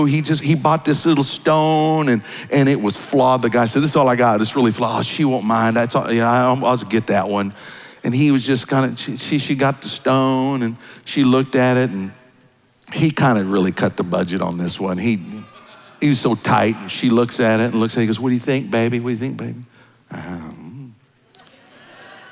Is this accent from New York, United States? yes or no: no; Kansas, United States; I was raised in Kansas